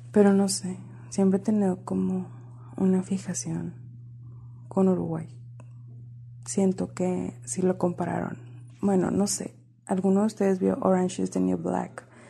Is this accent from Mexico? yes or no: yes; border with the United States, northern Mexico, Mexico; accent: northern Mexican (norteña); con este acento mexicano del norte del país, siempre tengo que aclarar eso porque luego creen que soy chilanga y no hay. Qué horror, norteña. Frontera con Estados Unidos